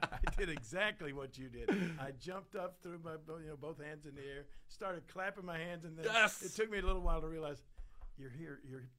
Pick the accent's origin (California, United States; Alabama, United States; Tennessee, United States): Tennessee, United States; Memphis; and then in 65, we moved back to my hometown of Memphis, and we had no pro sports teams down there.